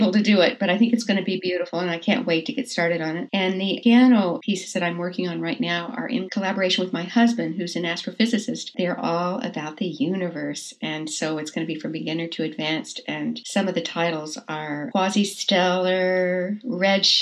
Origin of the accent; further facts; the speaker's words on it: Texas, United States; moved away; I'm from Texas originally